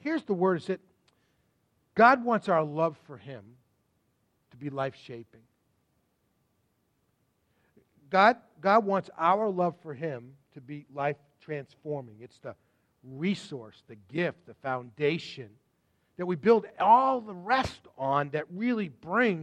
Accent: Sudbury, Massachusetts, United States; also born or lived in Waltham / Framingham; I was born in Waltham, and we immediately moved out to Framingham, and then from Framingham, just as I started preschool, they moved over to Sudbury, and that's the only home I knew until I graduated from college

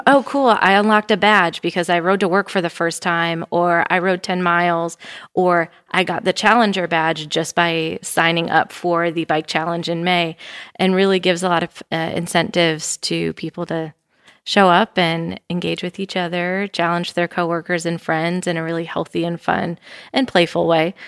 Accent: Wisconsin, United States; now in Bentonville, United States; I am from Wisconsin

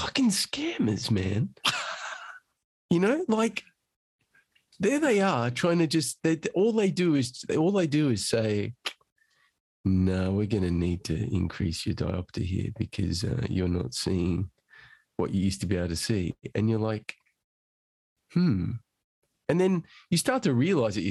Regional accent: Australia; now in London, United Kingdom; I'm Australian originally

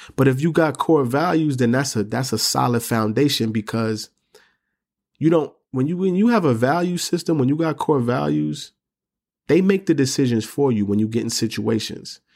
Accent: New York City, New York, United States; I'm from New York City, I'm from the Bronx, grew up in the projects

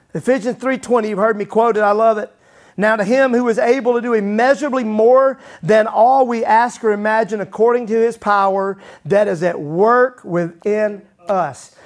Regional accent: Mississippi, United States; growing up in Mississippi, they used to call my dad Pastor Ragsdale

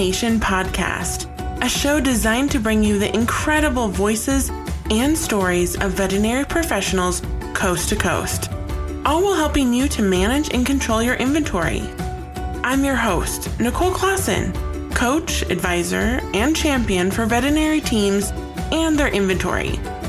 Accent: Seattle, Washington, United States; I grew up like in the Seattle, Washington area, right on the Puget Sound.

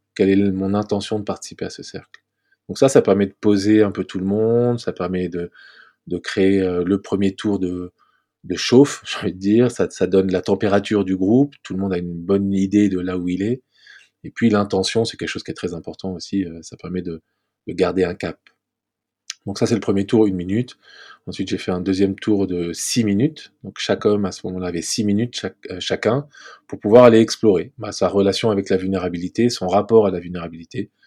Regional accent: Paris, Île-de-France, France; je vis à Paris, j'ai grandi à Paris

